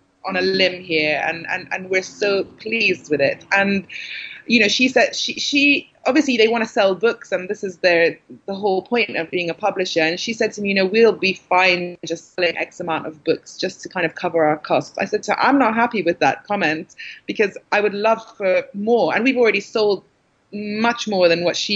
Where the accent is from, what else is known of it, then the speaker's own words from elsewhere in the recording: London, United Kingdom; also born or lived in Syria; I'm British. And I live in England, and I've lived in London all my life